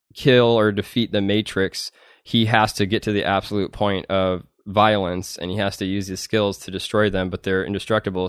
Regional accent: Madison, Wisconsin, United States; moved away; I'm from Madison, Wisconsin. Um, and then, my parents lived in this little redneck town

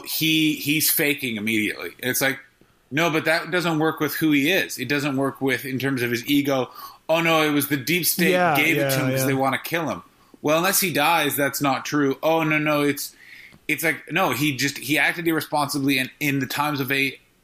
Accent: Canada; I grew up in Canada

